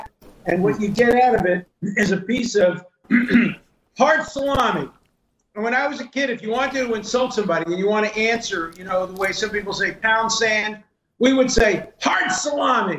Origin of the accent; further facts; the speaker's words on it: Cambridge, Massachusetts, United States; I come from Cambridge, Massachusetts, not Brooklyn